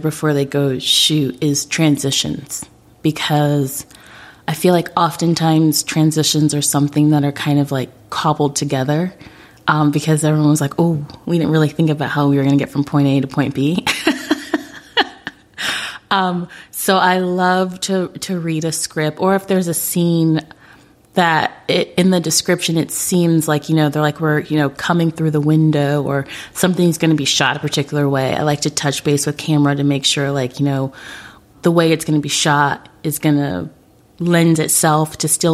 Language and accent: English; Orlando, Florida, United States; I'm from Orlando